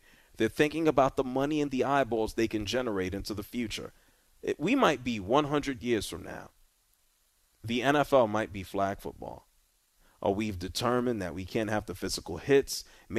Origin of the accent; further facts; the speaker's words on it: New Orleans, Louisiana, United States; my hometown.